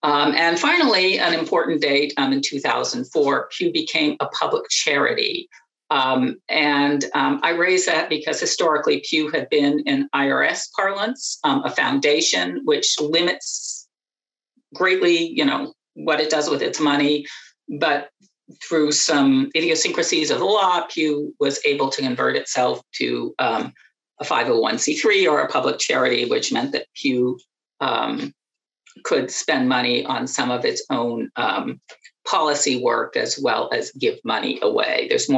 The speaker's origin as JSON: {"language": "English", "region": "Pennsylvania", "country": "United States", "tie": "born or raised there", "said": "And we grew up in Western Pennsylvania"}